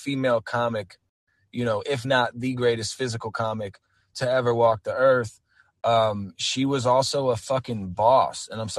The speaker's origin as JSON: {"language": "English", "region": "East Coast", "country": "United States", "said": "you know, I'm an East Coast guy, so like, I grew up on New York hip hop and you know, East Coast hip hop."}